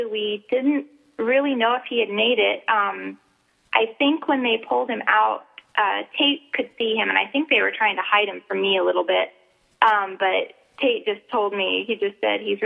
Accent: South Carolina, United States; moved away as an adult; now in Alaska, United States; I'm from South Carolina

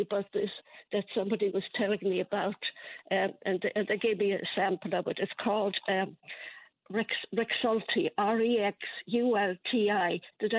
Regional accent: Ireland; moved away; I've had it since I was a kid growing up in Ireland.

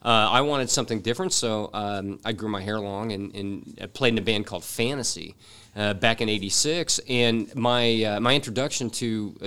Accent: Worthington, Ohio, United States; So I grew up in Worthington, Ohio, and I played in bands, and I started out as a drummer

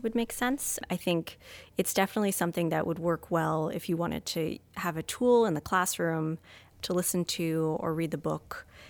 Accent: Vermont, United States; moved away; growing up in Vermont, we had Green Up Day

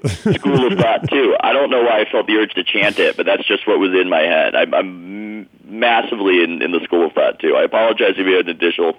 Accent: San Diego, California, United States; I grew up in San Diego

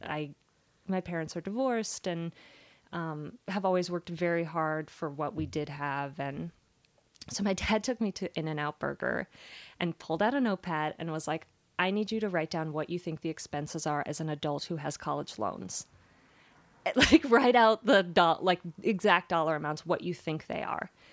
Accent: Las Vegas, Nevada, United States; my parents were really great about like taking us to things growing up in Las Vegas.

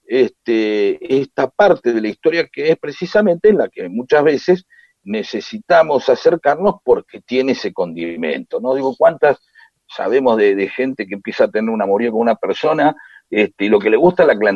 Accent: Santiago del Estero, Argentina; ella vive en Carmen de Patagones, yo soy de Santiago del Estero, así que buscamos algo a mitad de camino.

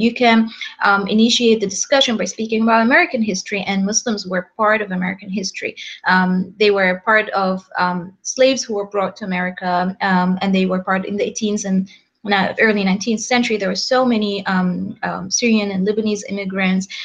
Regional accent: Egypt; now in Los Angeles, United States; we're from Egypt

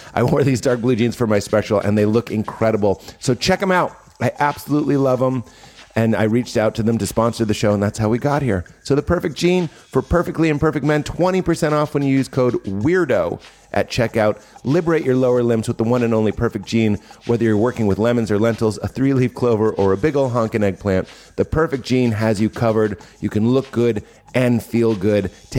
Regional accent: Lexington, Massachusetts, United States; moved away; also born or lived in Boston; Well, I'm born in Boston, but I'm from Lexington.

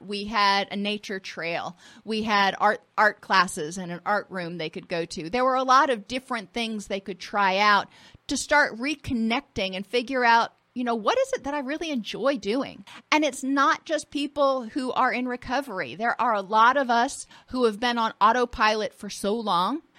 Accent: Florida, United States; I grew up in Florida and I grew up on the water.

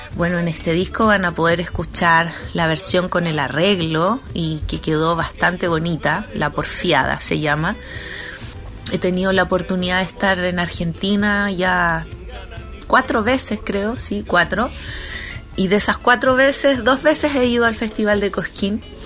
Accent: Chile; cantautora chilena

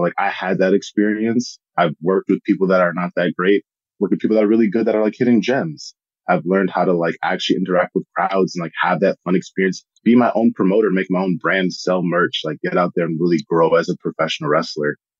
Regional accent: Minnesota, United States; I was born in Minnesota.

